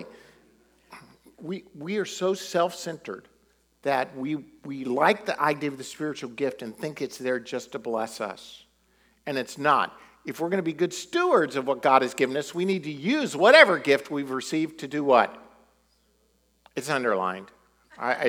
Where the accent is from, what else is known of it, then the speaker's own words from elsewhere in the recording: United States; we're American